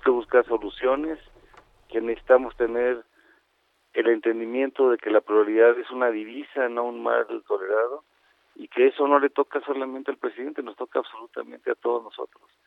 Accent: Mexico; Todos somos mexicanos, aquí vivimos

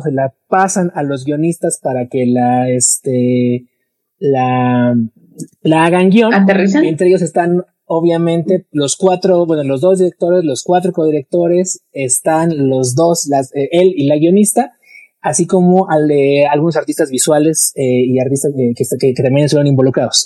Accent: Mexico; uno como mexicano

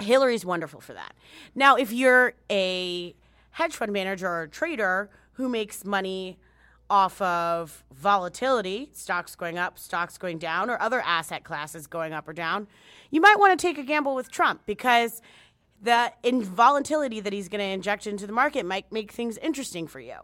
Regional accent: United States; as an American, just as this gringa right here, this gringa Dominicana

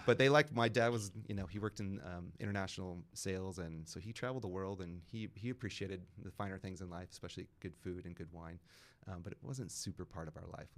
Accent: Houston, Texas, United States; moved away as an adult; also born or lived in Peekskill, New York / Santa Fe, New Mexico; now in Napa, United States; we moved to Houston, Texas, and I really grew up in Houston

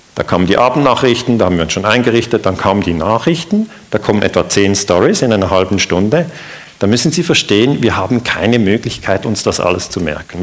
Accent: Switzerland; ich bin ja aus der Schweiz.

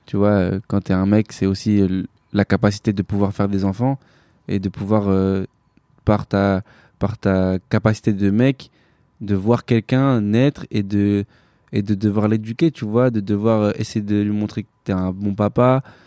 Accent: France; je suis né en France, je suis français avant tout

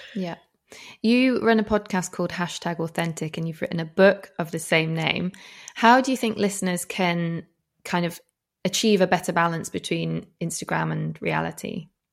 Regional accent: Yorkshire and the Humber, United Kingdom; moved away; We're both from West Yorkshire

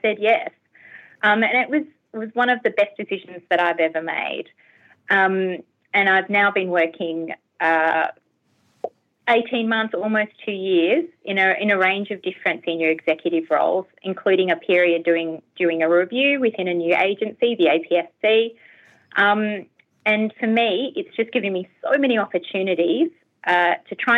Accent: Canberra, Australian Capital Territory, Australia; moved away as an adult; now in Hobart, Australia; I'm not actually a native Tasmanian. I'm a native Canberran. So I grew up in Canberra.

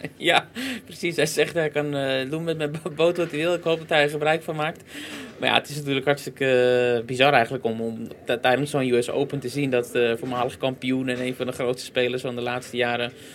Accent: Netherlands; als Nederlanders

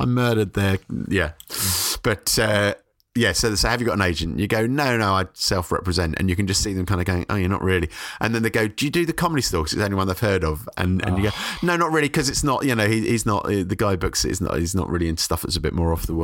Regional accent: London, United Kingdom; moved away as an adult; now in Brighton, United Kingdom; I was brought up in South London in Forest Hill

